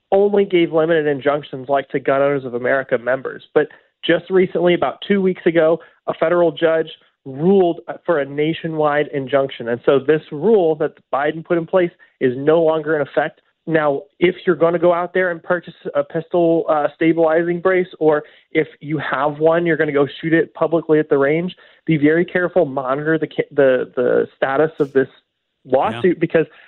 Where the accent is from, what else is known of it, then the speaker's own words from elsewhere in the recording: St. Louis, Missouri, United States; I grew up in Lafayette Square